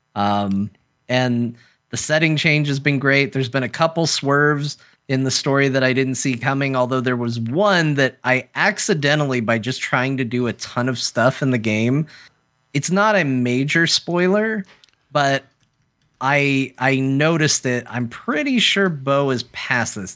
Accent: United States; as an American

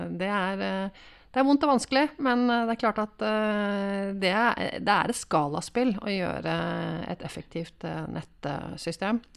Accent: Drammen, Buskerud, Norway; Jeg er fra Drammen

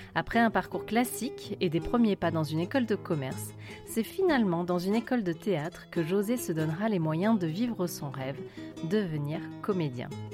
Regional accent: France; Je suis née en France, mais j'ai toujours eu la tête au Portugal

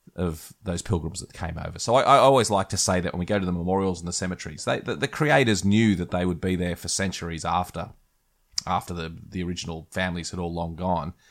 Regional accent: Australia; as an Australian

